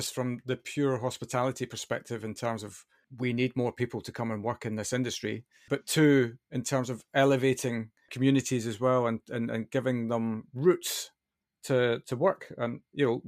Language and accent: English; Scotland, United Kingdom; now in London, United Kingdom; Every time I go back to Scotland, I'm like, it's nice to be back